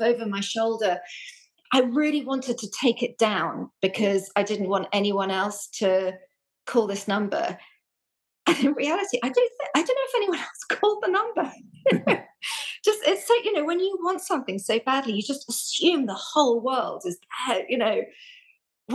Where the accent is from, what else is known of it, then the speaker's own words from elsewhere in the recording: London, United Kingdom; moved away as an adult; also born or lived in Reading; I grew up in London